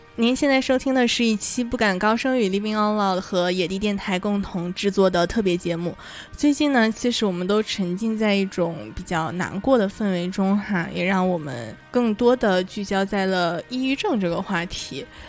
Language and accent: Chinese; Northeast China, China; accent: Northeastern (Dongbei); 用我们东北话说